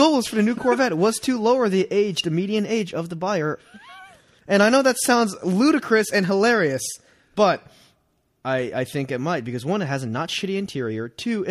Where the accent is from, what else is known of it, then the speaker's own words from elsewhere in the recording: Playa del Rey, California, United States; Anyway, I'm from Playa del Rey, so that's even.